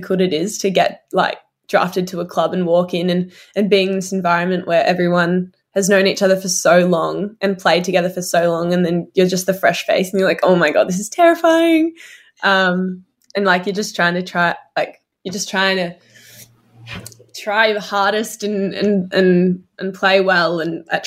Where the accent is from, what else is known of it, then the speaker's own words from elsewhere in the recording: Melbourne, Victoria, Australia; I grew up right across the road from Whit Noble